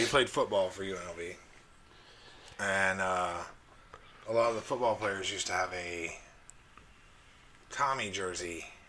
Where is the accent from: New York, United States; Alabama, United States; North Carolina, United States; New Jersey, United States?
Alabama, United States; I grew up in Alabama, and it's a terrible place.